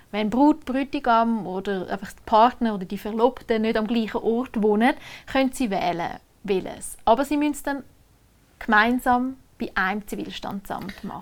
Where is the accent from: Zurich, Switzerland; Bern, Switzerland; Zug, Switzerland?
Zug, Switzerland; Oberägeri; bei uns in Oberägeri